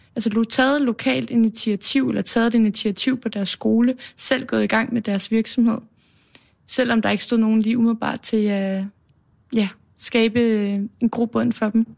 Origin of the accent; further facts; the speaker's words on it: Copenhagen, Capital Region of Denmark, Denmark; Baggrænsgade på Østerbro, okay. er jeg vokset op de første 13 år